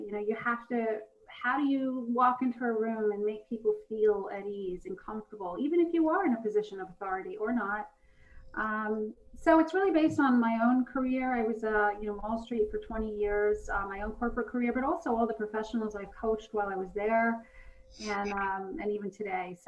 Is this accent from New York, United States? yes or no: yes; New York City, New York, United States; I'm from Brooklyn.